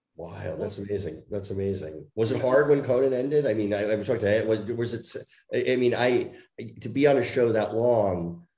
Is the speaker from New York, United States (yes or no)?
no; New Jersey, United States; moved away; I grew up in Jersey